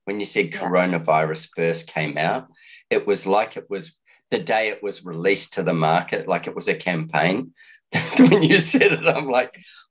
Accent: Auckland, New Zealand; now in Australia; And I'm a Kiwi as well. However, I've been living in Australia or away from New Zealand for 22 years now. Amy still lives in New Zealand. She lives in Auckland, which was my hometown.

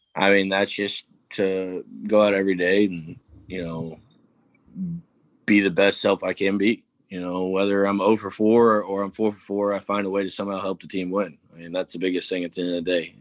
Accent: Tennessee, United States; moved away; I'm from Tennessee originally

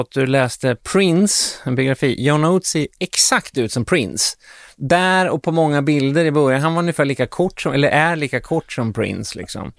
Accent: Sweden; som svensk musikjournalist

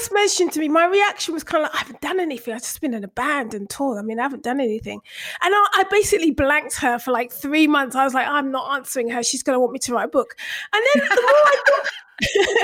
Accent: London, United Kingdom; I was born and bred in Brixton, born and raised in Brixton. I lived in army bases till I was about 5.

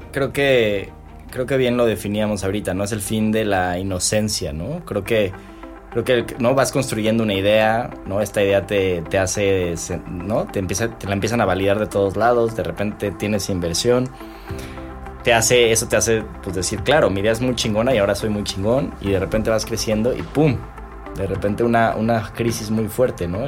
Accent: Mexico; como mexicano

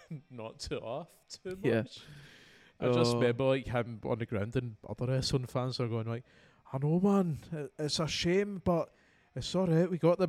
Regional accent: Scotland, United Kingdom; I think that's one of my favourite things about growing up in Scotland.

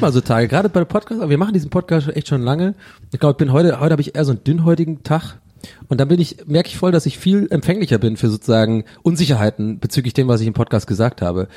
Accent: Tübingen, Baden-Württemberg, Germany; bei uns gab es immer ähm, in Tübingen und der ganzen Umgebung

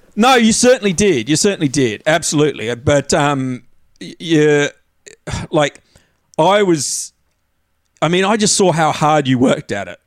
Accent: Tasmania, Australia; moved away; I'd had this uh. idyllic childhood growing up in Tassie

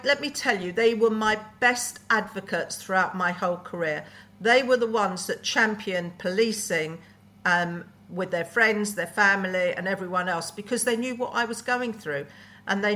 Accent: London, United Kingdom; I'm a Brent girl, born and bred in Brent, so but the other side of Brent. I was more towards the Harrow side

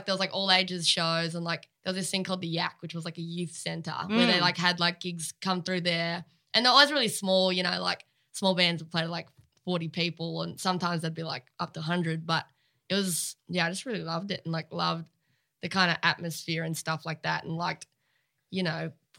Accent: area near Lennox Head, New South Wales, Australia; also born or lived in Laverton / St. Kilda; now in Melbourne, Australia; I grew up, like, I met Bryce when I was, like, 13 or 14, again, like, up home, because he's from Lennox Head, which is, like, a similar area, like, super coastal vibes

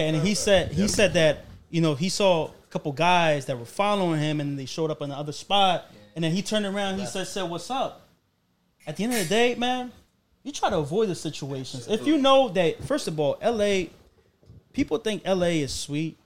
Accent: Colombia; moved away; I come from Colombia.

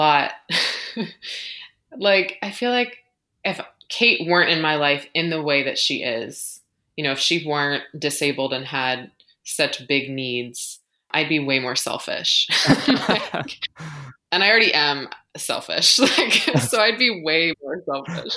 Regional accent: United States; accent: American; moved away as an adult; also born or lived in London; as an American

